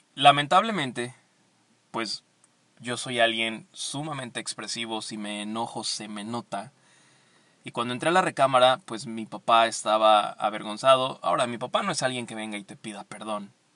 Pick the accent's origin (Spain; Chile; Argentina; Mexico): Mexico; Veracruz; moved away; yo soy veracruzano, así que siempre me encanta regresar al puerto